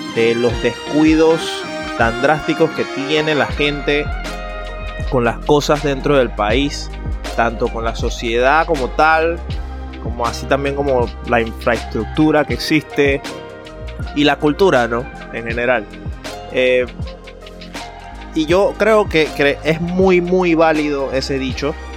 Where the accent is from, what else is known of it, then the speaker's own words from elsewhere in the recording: Panama; nuestra personalidad como panameños